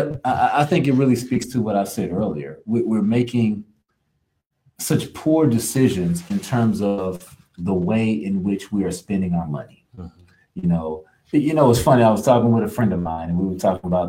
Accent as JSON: {"language": "English", "region": "Kansas", "country": "United States", "tie": "born or raised there", "also_born_or_lived": "Louisiana", "moved": "yes", "lives_now": "Houston, United States", "said": "I was born and raised in Kansas."}